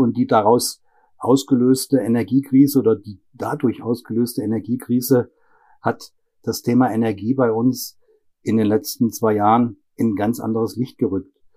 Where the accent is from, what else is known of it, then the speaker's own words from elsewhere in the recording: Germany; moved away as an adult; now in Breiteneich, Austria; Aber gebürtig bin ich aus Deutschland